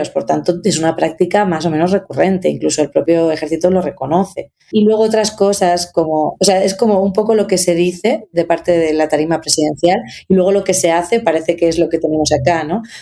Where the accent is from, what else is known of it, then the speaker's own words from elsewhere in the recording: Spain; now in Mexico; yo llevo ocho años en México, soy española